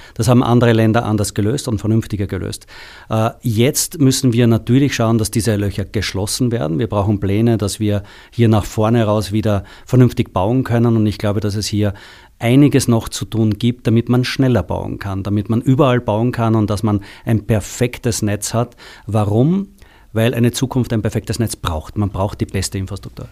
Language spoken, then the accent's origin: German; Austria; moved away as an adult; now in Germany; alle Zuhörer haben schon gehört, dass ich aus Österreich komme